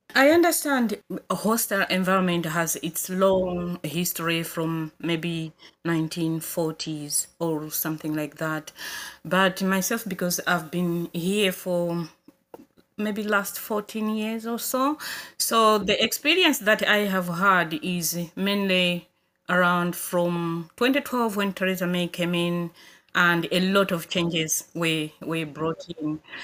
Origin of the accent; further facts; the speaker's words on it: Malawi; moved away as an adult; now in Coventry, United Kingdom; I'm originally from Malawi, but I live in Coventry now.